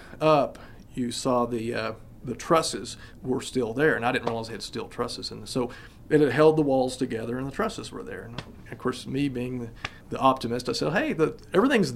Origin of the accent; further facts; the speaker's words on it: Wellington, Texas, United States; moved away; I grew up in Wellington